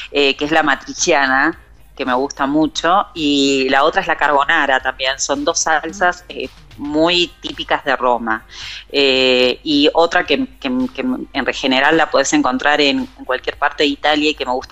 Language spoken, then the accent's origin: Spanish; Buenos Aires, Argentina; also born or lived in Salta; yo soy porteña y vine en marzo por 10 días. Eh, y bueno, nunca, nunca más volví, así que acá sigo en Salta.